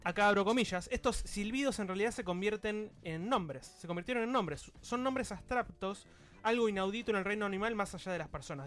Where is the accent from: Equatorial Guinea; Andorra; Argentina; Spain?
Argentina; soy argentino